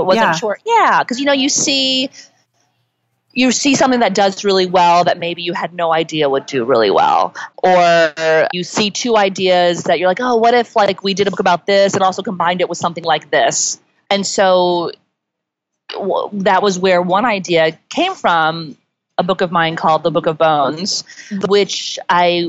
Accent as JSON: {"language": "English", "town": "Indianapolis", "region": "Indiana", "country": "United States", "tie": "born or raised there", "also_born_or_lived": "Georgia", "moved": "yes", "lives_now": "New York, United States", "said": "I grew up in Georgia. My dad was in the service there. So I only lived there for a little bit. But then I spent the rest of my childhood in Indianapolis"}